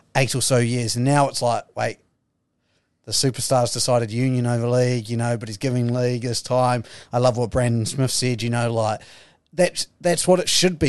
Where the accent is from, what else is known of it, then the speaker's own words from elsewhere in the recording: New Zealand; as a New Zealander